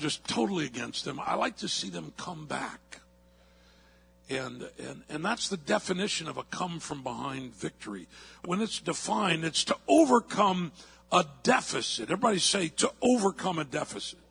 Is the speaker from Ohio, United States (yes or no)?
no; St. Louis, Missouri, United States; moved away; I'm from St. Louis